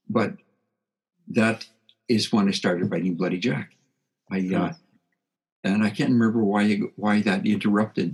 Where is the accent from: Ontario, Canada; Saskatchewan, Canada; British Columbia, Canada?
Saskatchewan, Canada; I grew up in Saskatchewan, on a Saskatchewan farm